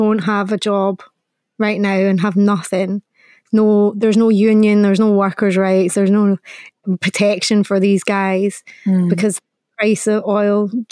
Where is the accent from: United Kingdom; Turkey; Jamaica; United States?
United Kingdom; Scotland